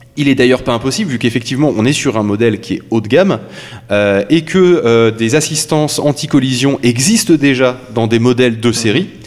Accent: France; chez nous en France

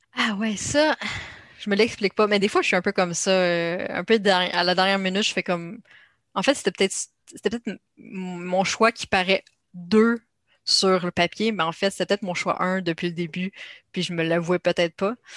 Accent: Canada; accent: Canadian; une femme canadienne, comme on le voit à mon accent

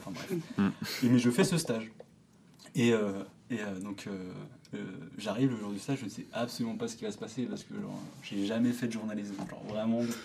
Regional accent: Lannion, Brittany, France; moved away; je me trouve souvent le jeudi soir à, l'Agnon, à du coup, ma ville d'origine

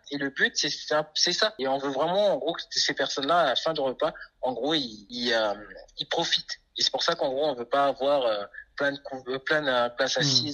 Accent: French Guiana; Je suis guyanais, mes parents sont haïtiens

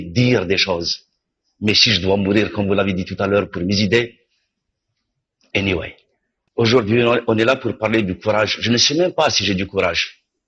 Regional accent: Algeria; je suis algérien, je suis né en Algérie.

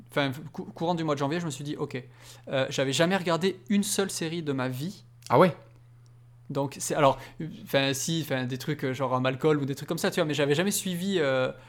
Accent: Belgium

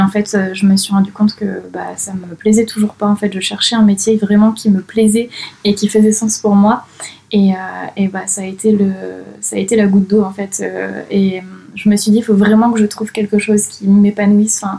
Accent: Saint-Jean-d'Angély, Nouvelle-Aquitaine, France; moved away as an adult; now in Toulouse, France; je viens de Charente-Maritime, d'une petite ville qui s'appelle Saint-Jean-d'Angély. Je vis à Toulouse depuis 9 ans maintenant

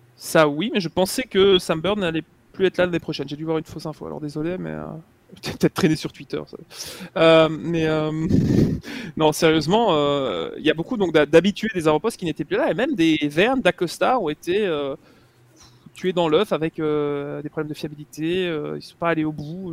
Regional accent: Belgium; en tant que Belge

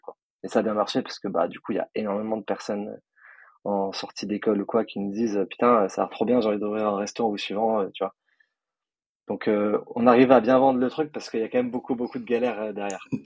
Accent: Nice, Provence-Alpes-Côte d'Azur, France; also born or lived in Paris; je suis de, moi, je suis de Nice. Après, je suis entre Nice et Paris un peu toute l'année

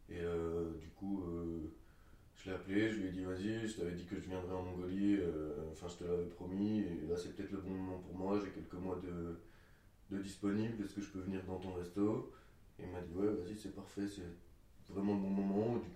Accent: France; j'ai 24 ans, je suis français

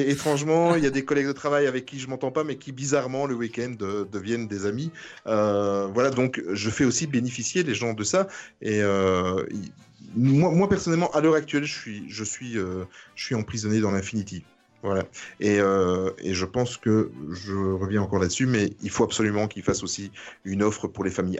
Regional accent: Belgium; je viens de Belgique

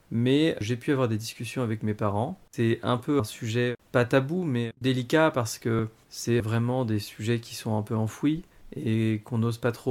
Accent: Paris, Île-de-France, France; also born or lived in Sri Lanka; je suis né au Sri Lanka et j'ai été adopté par une famille de Français qui avait déjà adopté une fille un an et demi avant. On a grandi, on va dire, à Paris, et surtout Paris-Centre.

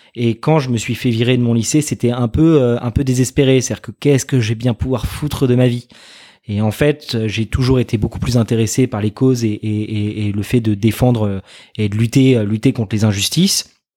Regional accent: Arnouville-lès-Mantes, Île-de-France, France; also born or lived in Saint-Germain-en-Laye; j'ai grandi pendant 18 ans à Arnouville-les-Mantes euh, chez mes parents

